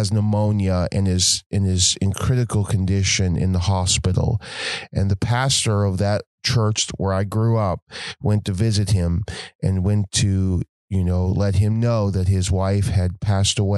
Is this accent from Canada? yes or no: yes; Nova Scotia, Canada; grew up in Nova Scotia in a small country church